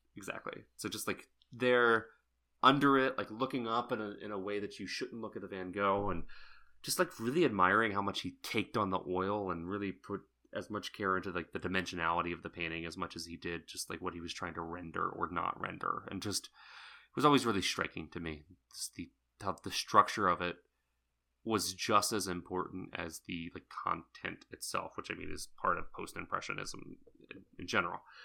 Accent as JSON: {"language": "English", "region": "Southeast Texas", "country": "United States", "tie": "born or raised there", "said": "I grew up in Southeast Texas"}